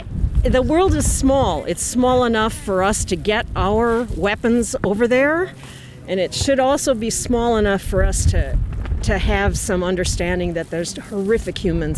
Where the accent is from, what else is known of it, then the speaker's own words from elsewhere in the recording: Wisconsin, United States; I was born in Wisconsin, I've been here for 64 years, and a state that I live